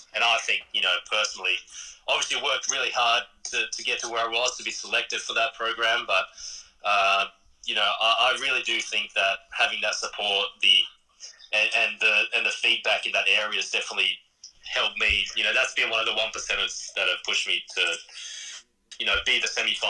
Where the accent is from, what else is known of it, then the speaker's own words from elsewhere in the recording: Australia; also born or lived in Japan / Great Britain; I lived in Australia, you know, I had great Australian friends, spent a lot of my BMX time in Australia. And I think, you know, for me, I saw myself as an Australian.